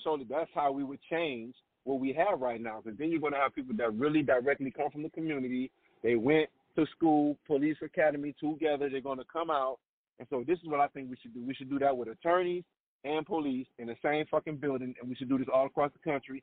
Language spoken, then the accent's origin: English; New Orleans, Louisiana, United States; I grew up in New Orleans.